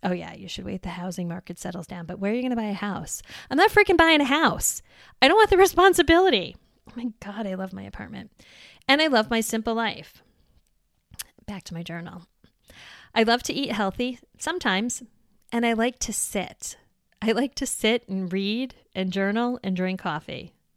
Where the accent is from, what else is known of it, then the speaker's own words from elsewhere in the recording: New York, United States; moved away as an adult; now in Wisconsin, United States; I was born and raised in New York and I moved to Wisconsin